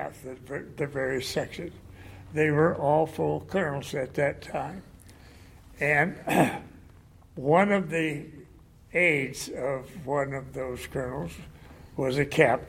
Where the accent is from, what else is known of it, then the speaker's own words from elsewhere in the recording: St. Marys, Ohio, United States; I grew up in Ohio, and I graduated from high school and went. My home was in a little town named St. Mary's, 60 miles north of Dayton.